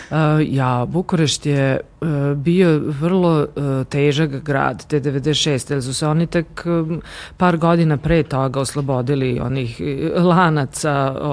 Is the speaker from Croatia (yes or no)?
no; Novi Sad, Vojvodina, Serbia; first language Romanian; Croatian is a second language; moved away as an adult; also born or lived in Zrenjanin / Begejci; now in Oslo, Norway; to je rumunsko, rumunsko selo, moja mama je poreklom, poreklom Rumunka. Uh, Ovaj, i, ali da, u Novom Sadu sam odrasla, išla sam tamo u osnovnu školi, u Karlo, Karlovačkoj